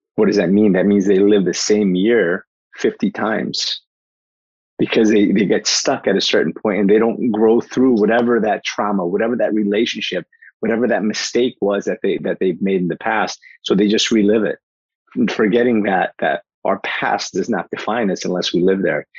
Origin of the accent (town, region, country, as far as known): Newark, New Jersey, United States; born or raised there; also born or lived in Portugal